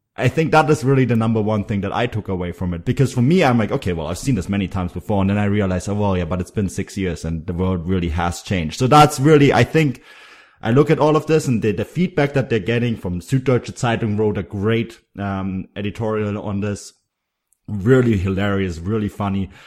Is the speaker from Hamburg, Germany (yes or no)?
no; Munich, Bavaria, Germany; I grew up in Munich